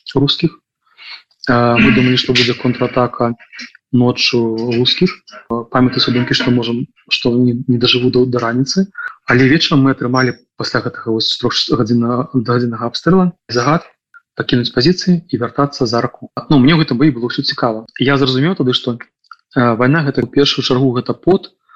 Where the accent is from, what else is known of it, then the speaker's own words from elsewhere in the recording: Belarus; now in Lithuania; да беларус